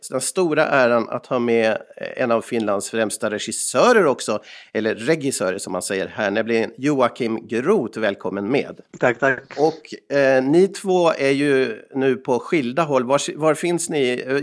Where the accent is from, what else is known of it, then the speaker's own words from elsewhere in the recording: Molkom, Värmland, Sweden; Och jag själv kommer från eh, Värmland ibland när jag kommer från Molkom där jag brukar sitta och göra podcast med Erik.